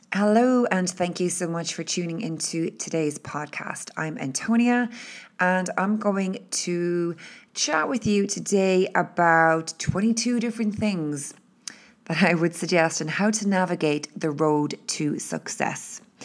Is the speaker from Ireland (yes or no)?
yes; Ireland; being Irish and living in Ireland